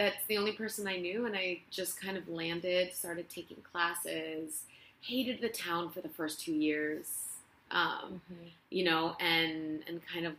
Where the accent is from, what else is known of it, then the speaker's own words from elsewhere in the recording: Barcelona, Catalonia, Spain; English is a second language; moved away as an adult; now in Los Angeles, United States; I'm from Spain. I'm from Barcelona, born and raised. And I came to L.A., gosh, maybe 7 years ago, something like that.